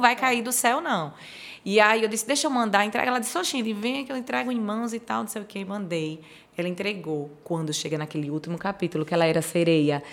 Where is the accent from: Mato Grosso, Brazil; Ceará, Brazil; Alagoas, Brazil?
Alagoas, Brazil; eu sou uma lagoana orgulhosa